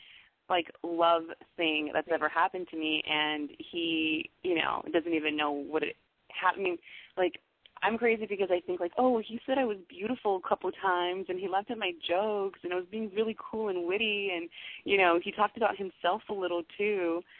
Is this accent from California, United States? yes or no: yes; Los Angeles, California, United States; Because I'm originally from Los Angeles. I was born and raised there.